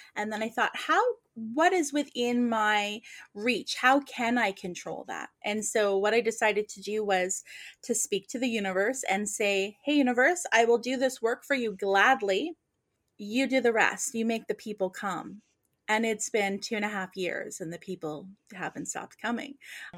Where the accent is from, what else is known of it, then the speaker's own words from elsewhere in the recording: Nova Scotia, Canada; moved away as an adult; I was born and raised in Nova Scotia